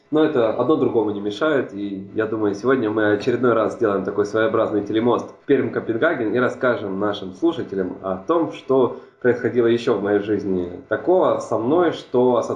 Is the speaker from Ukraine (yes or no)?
yes; Ukraine; also born or lived in Hungary; После того, как я родился и жил в Венгрии, у меня отец получил работу на Украине, и так получилось, что определенный этап своей жизни, немалый этап своей жизни, и это, как мне кажется, видно по моей русской речи, я провел на Украине